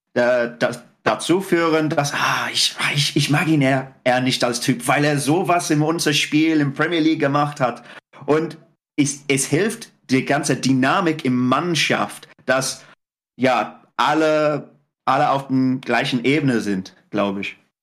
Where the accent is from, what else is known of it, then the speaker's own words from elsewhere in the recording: England, United Kingdom; German is a second language; als Engländer